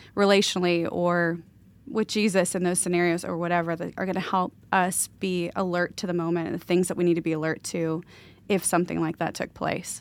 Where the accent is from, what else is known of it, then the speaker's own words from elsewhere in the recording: the South, United States; now in Pacific Northwest, United States; all these people I knew growing up in the South